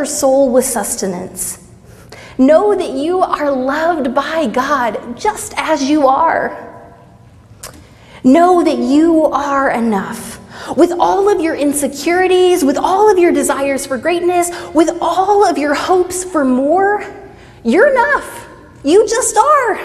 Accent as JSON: {"language": "English", "region": "Southeast Texas", "country": "United States", "tie": "born or raised there", "said": "I grew up pretty poor in Southeast Texas"}